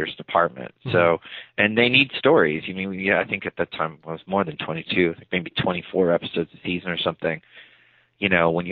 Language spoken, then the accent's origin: English; New Jersey, United States; I'm from New Jersey, from the suburbs of New Jersey